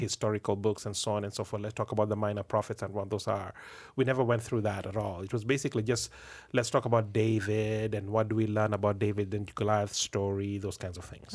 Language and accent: English; Kenya; moved away as an adult; now in Canada; me being a Kenyan